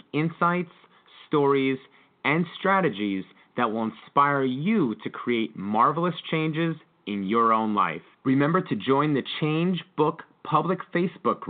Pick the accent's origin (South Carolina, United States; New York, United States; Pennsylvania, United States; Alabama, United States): Pennsylvania, United States; I am from Pennsylvania